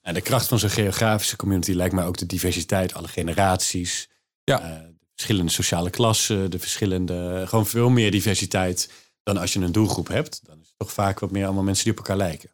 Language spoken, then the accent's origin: Dutch; Maassluis, South Holland, Netherlands; ik kom uit Maasluis